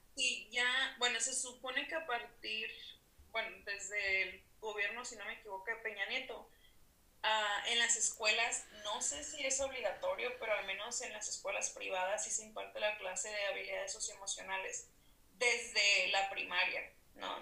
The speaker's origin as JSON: {"language": "Spanish", "town": "Mexicali", "region": "Baja California", "country": "Mexico", "said": "Soy norteña también, Mexicali, Baja California, soy psicóloga"}